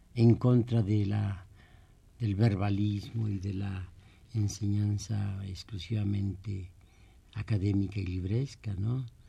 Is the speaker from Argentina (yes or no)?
no; San Juan del Río, Querétaro, Mexico; also born or lived in Amealco, Querétaro; casi yo viví más tiempo en esta, en esta ciudad que en mi pueblo natal